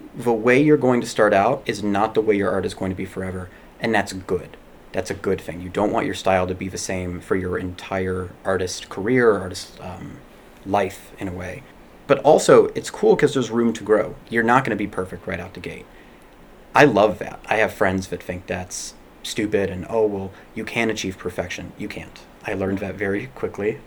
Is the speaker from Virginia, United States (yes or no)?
no; Chicago, Illinois, United States; I grew up in Chicago and went to school in Chicago